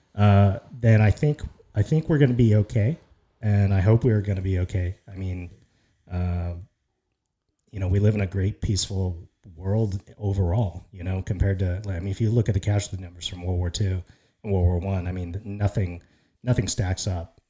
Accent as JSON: {"language": "English", "country": "United States", "said": "as an American"}